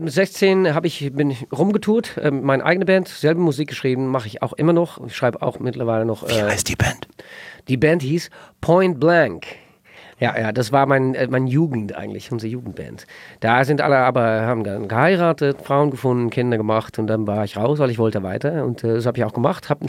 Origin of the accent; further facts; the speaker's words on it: Katwijk aan Zee, South Holland, Netherlands; Ich, ich komme aus Katwijk an See, ein kleines Fischerdorf.